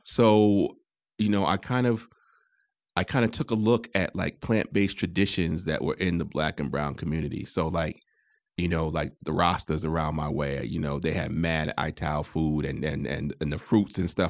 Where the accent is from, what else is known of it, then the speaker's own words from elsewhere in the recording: Connecticut, United States; I'm from Connecticut.